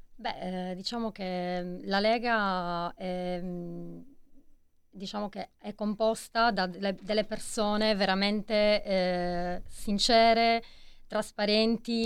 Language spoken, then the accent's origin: Italian; Iglesias, Sardinia, Italy; io sono della provincia di Cagliari